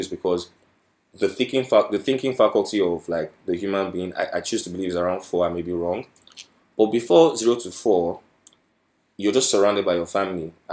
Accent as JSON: {"language": "English", "country": "Nigeria", "said": "I'm a Nigerian, right? And coming from a Nigerian household"}